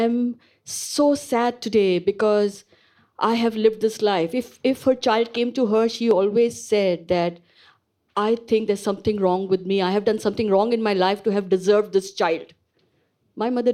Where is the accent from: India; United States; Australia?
India; moved away as an adult; I am born and bred in India. So I grew up in India